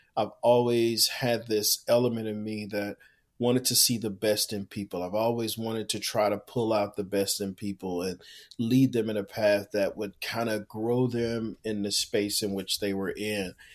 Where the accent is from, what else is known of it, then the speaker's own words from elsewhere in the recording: Houston, Texas, United States; born and raised in Houston, Texas